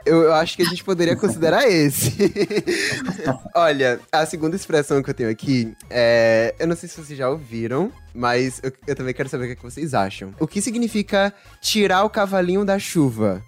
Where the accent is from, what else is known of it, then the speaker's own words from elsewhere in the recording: Salvador, Bahia, Brazil; accent: baianês; Eu mesmo sou da Bahia, mais especificamente de Salvador